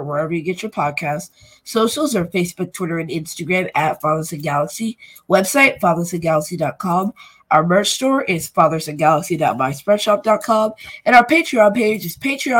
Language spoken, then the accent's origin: English; United States; I mean, I am American